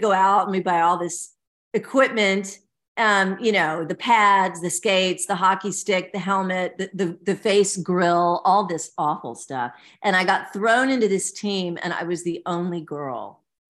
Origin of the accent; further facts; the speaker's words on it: Nashville, Tennessee, United States; I grew up in Nashville, Tennessee